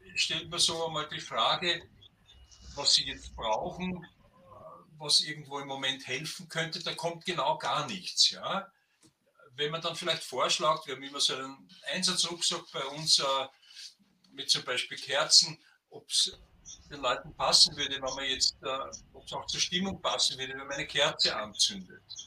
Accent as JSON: {"language": "German", "region": "Burgenland", "country": "Austria", "tie": "born or raised there", "said": "in meinem Heimatbundesland im Burgenland"}